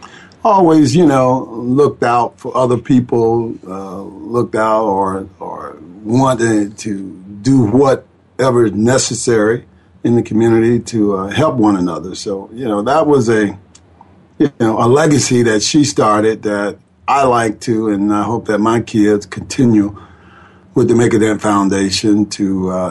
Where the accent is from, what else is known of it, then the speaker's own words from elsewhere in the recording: Atlanta, Georgia, United States; I grew up in Atlanta, Georgia, in Eastlake